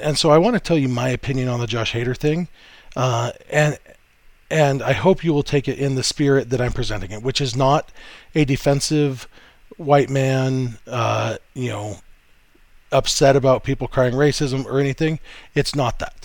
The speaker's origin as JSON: {"language": "English", "region": "Southern California", "country": "United States", "tie": "born or raised there", "said": "I grew up in Southern California"}